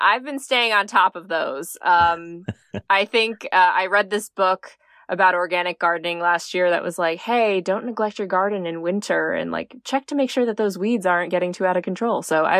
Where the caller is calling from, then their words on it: New Jersey, United States; We are calling from my parents' house in the suburbs of New Jersey.